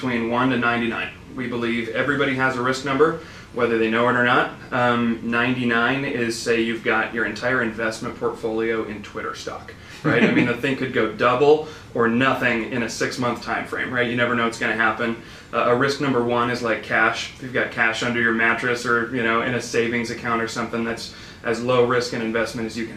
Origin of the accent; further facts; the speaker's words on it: Sacramento, California, United States; also born or lived in Bay Area / Roseville; I'm a Sacramento guy, pretty much born and raised